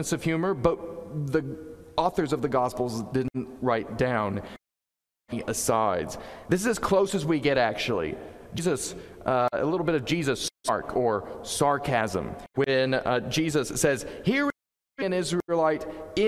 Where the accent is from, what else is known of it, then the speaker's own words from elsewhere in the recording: Southeast, United States; also born or lived in Connecticut; now in New Canaan, United States; Growing up in the Southeast, I was taught a slightly different way to approach disagreements and conflict